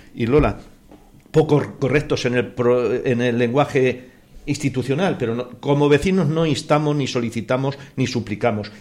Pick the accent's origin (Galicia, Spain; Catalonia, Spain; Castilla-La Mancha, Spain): Castilla-La Mancha, Spain; Motilla del Palancar; moved away as an adult; now in Perales del Río, Spain; yo, que soy de pueblo, acabo de cumplir hace poquito 60 años y llevo 40 en Perales desde el 78, más tiempo que en mi pueblo Motilla del Palancar de Cuenca